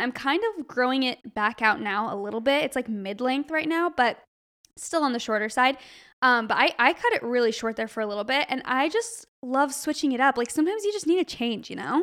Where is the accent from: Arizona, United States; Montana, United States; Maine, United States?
Arizona, United States; now in California, United States; we're from Arizona